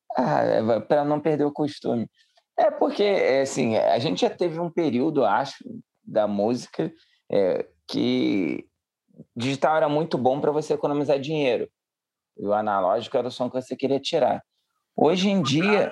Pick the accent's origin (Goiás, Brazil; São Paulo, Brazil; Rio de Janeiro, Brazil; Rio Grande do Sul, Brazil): Rio de Janeiro, Brazil; accent: carioca; moved away; eles ouvem o sotaque e falam, ih, é carioca